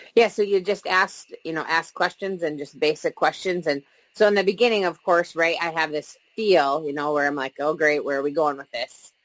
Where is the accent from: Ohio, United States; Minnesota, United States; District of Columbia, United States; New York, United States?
Minnesota, United States; We've lived here our whole lives